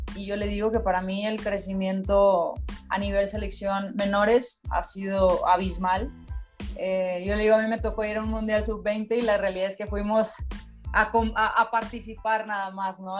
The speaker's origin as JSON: {"language": "Spanish", "country": "Mexico", "said": "como mexicana"}